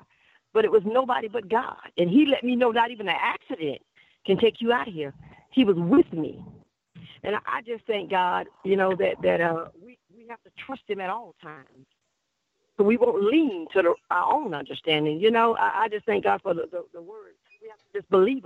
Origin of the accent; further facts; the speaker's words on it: Asheville, North Carolina, United States; from Asheville, North Carolina